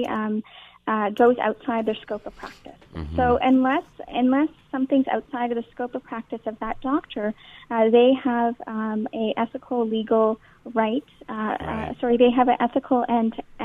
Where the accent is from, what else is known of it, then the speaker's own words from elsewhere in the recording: Canada; having spent my entire life in Canada